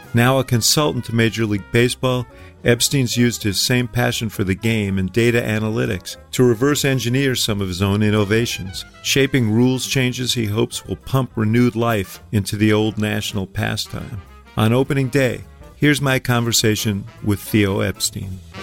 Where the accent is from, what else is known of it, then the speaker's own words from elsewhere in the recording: Chicago, Illinois, United States; as a Chicagoan